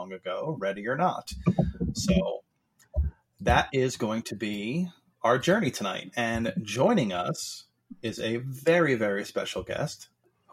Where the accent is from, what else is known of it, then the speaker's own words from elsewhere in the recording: New Jersey, United States; I'm from New Jersey